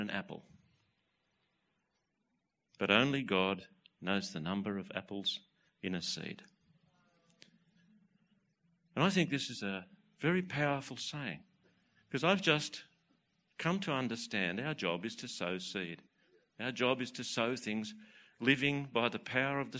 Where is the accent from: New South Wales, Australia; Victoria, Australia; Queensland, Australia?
New South Wales, Australia; Newcastle; Hunter Valley, Newcastle.